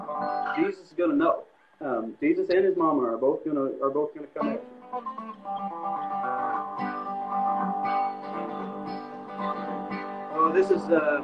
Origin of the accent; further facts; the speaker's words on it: Kansas, United States; moved away; also born or lived in Arkansas; the suburbs that I grew up in Kansas